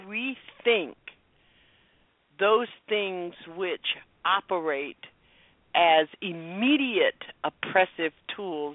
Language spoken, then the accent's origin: English; the South, United States; I grew up in Jim Crow South